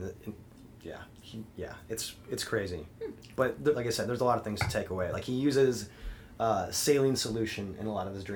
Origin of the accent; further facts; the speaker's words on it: Smithton, Illinois, United States; moved away as an adult; now in St. Louis, United States; I'm from actually Smithton, Illinois, which is a town of about 2,000 white people